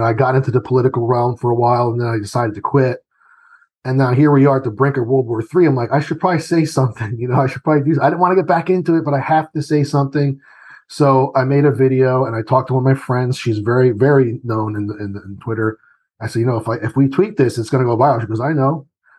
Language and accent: English; Italy; born there; I was born in Italy. And so I remember being the American in the, you know, the town that I was